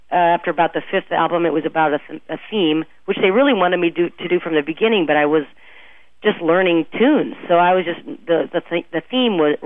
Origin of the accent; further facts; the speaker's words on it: Omaha, Nebraska, United States; moved away as an adult; also born or lived in Bay Area, California / Minneapolis / Kansas City; I grew up in Omaha, but then I moved, it's a long story, I moved to the Bay Area for a while in high school